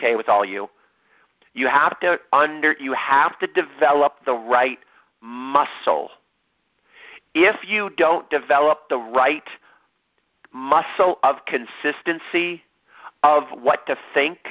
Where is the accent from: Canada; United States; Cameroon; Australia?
United States; Ohio; now in San Diego, United States; how long it takes to get from my hometown to San Diego, California